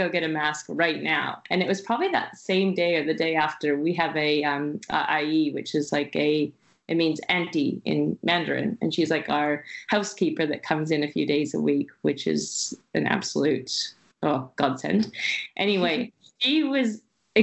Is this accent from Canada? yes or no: yes; Canada; moved away; also born or lived in Shanghai, China; I'm from Canada